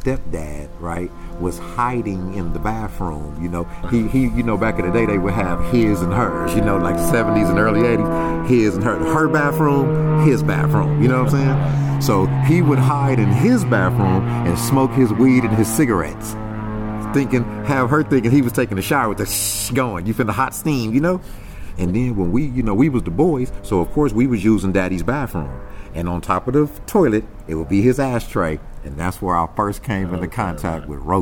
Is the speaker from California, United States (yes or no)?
yes; Carson, California, United States; Born and raised. Carson